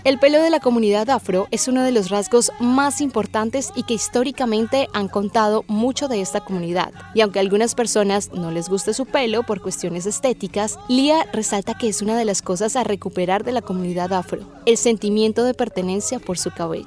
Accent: Colombia; en nuestro país

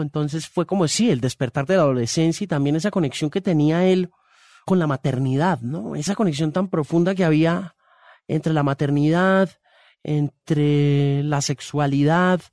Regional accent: Homestead, Florida, United States; now in Colombia; yo me crié en los Estados Unidos

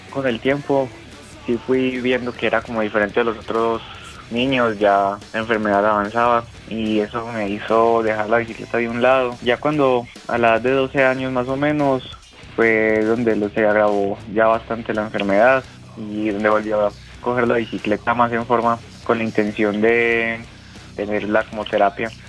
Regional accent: Medellín, Antioquia, Colombia; Eh, no, yo soy de Medellín.

